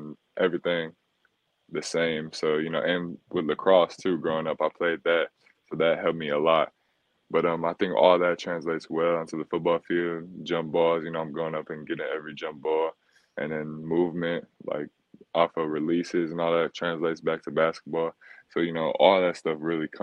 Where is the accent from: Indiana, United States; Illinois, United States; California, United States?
Illinois, United States; Chicago; moved away; So we're from Chicago. So back in Chicago, I would train every day after school.